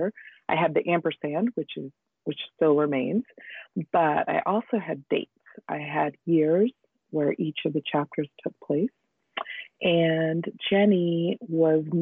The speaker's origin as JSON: {"language": "English", "country": "United States", "tie": "born or raised there", "lives_now": "Northern California, United States", "said": "I grew up in the United States, but we would go back to India in the summers."}